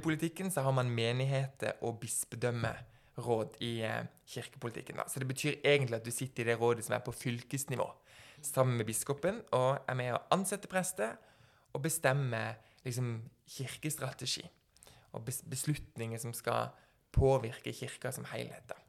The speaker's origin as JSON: {"language": "Norwegian", "country": "Norway", "tie": "born or raised there", "said": "vi har fått den såkalte gullbilletten for å bli liksom født og oppvokst i Norge"}